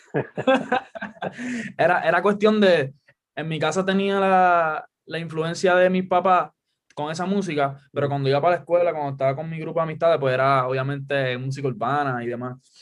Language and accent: Spanish; Guaynabo, Puerto Rico; also born or lived in Caguas; yo digo que soy de Cagua porque estoy bien pegado, pero en realidad es Guaynabo